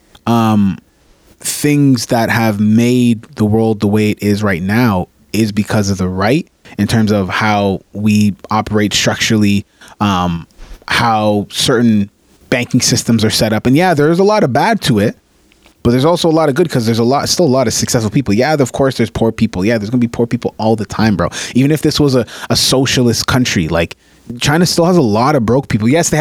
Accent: Canada; I'm Canadian

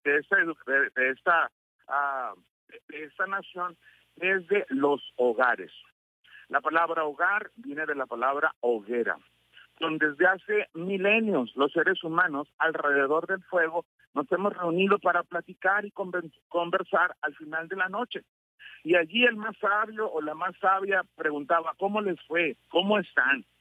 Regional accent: Mexico; antes que cristianos somos mexicanos

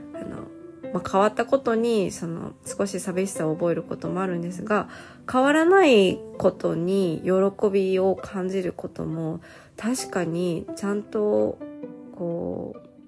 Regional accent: Nagoya, Aichi, Japan; 私の地元、地元ってか、名古屋にもね

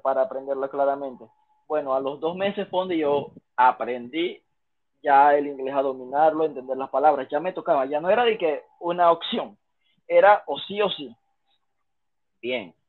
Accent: Panama; first language Spanish; also born or lived in China; panameño, panameño soy yo

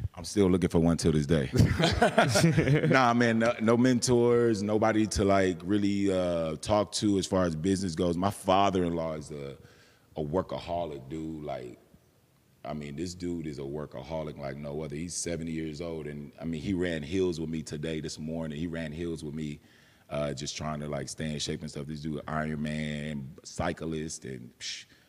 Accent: San Antonio, Texas, United States; also born or lived in McAllen, Texas; I'm born and raised in San Antonio

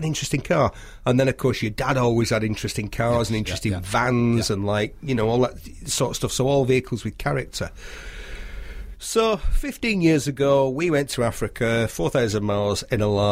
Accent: United Kingdom; we're British

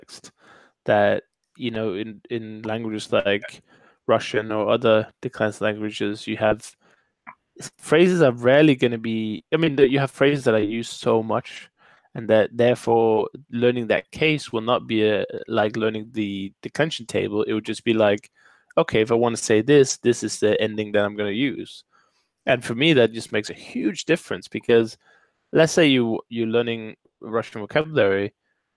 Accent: Denmark; first language Danish; English is a second language; Danish, my native language

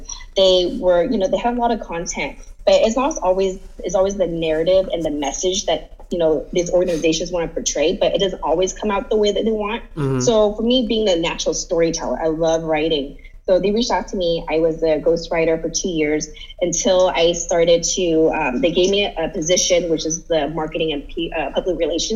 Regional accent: San Jose, California, United States; I moved back to San Jose in 2015

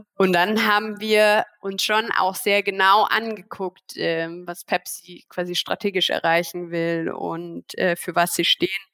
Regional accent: Germany; als Deutsche

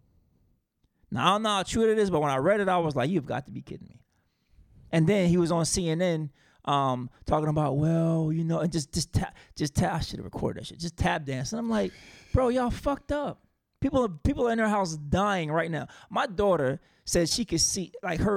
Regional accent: South Carolina, United States; I'm from South Carolina

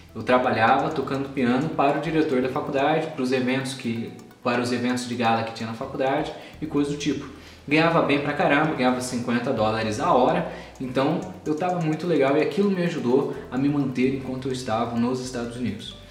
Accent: Brazil; moved away as an adult; also born or lived in United States; a primeira faculdade que eu fui fazer minha engenharia mecatrônica quando eu saí do Brasil

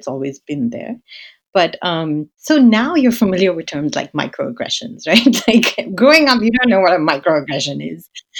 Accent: India; So I'm of Indian heritage. So I grew up in India and around Indian communities.

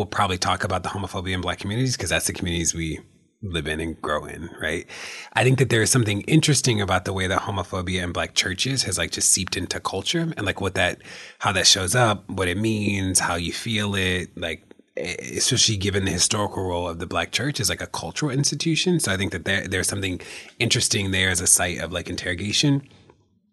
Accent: Baltimore, Maryland, United States; I came from Baltimore

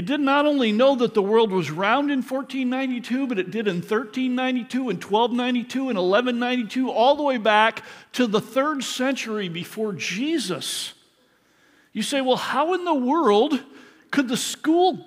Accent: Michigan, United States; when I grew up in Michigan, in elementary school

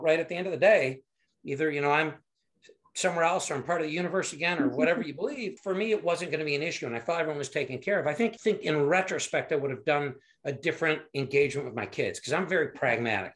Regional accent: Michigan, United States; moved away as an adult; also born or lived in Fort Carson, Colorado / Chicago area; now in Cary, Illinois, United States; I grew up in Michigan

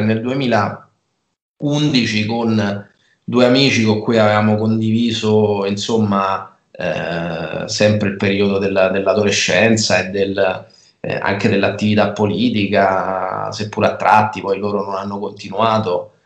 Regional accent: Rieti, Lazio, Italy; also born or lived in Perugia; Io sono nato a Rieti, eh, ho, studiato, ho, studiato, a Rieti, ho fatto tutte le scuole, tutte le scuole a Rieti

